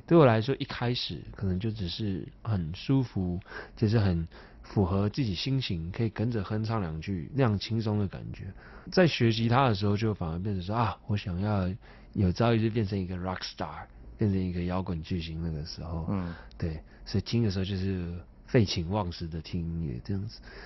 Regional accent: Taipei, Taiwan; 从小生，生长就是是在内湖

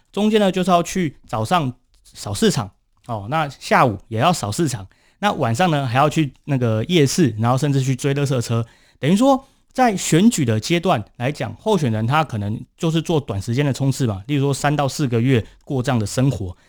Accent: Kaohsiung, Taiwan; 作为一个高雄人， 或者是作为一个台湾人

